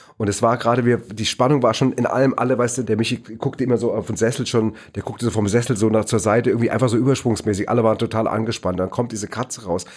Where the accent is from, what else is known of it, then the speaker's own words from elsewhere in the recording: Neu-Isenburg, Hesse, Germany; im Astoria-Kino in Neu-Isenburg, wo ich groß geworden bin